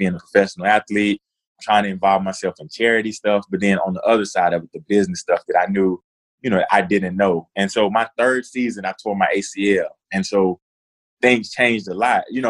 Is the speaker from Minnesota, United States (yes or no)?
no; Cartersville, Georgia, United States; moved away as an adult; I grew up in Northwest Georgia in a small town, Cartersville.